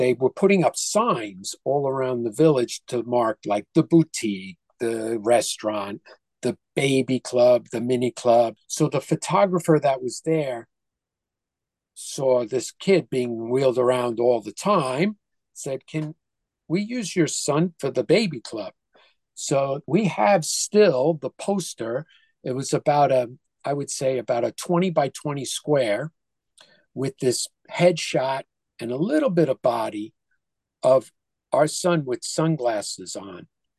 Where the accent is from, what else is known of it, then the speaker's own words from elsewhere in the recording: New York, United States; the same hospital that I was born in New York